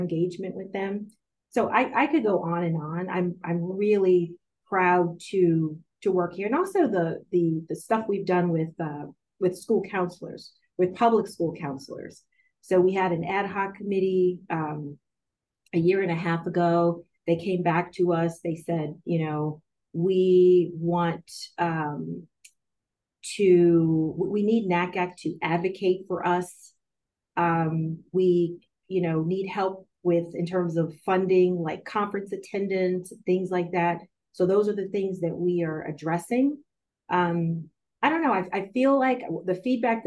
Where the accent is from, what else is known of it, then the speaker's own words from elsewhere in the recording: Powhatan, Virginia, United States; moved away; also born or lived in Washington, D.C.; I grew up in Powhatan, Virginia, on a small farm